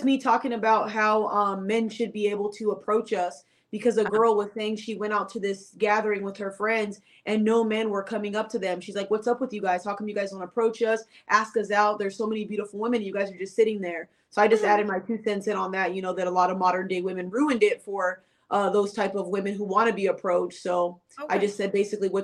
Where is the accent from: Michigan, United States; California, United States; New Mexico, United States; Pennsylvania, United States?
California, United States; Los Angeles; I'm from Los Angeles, California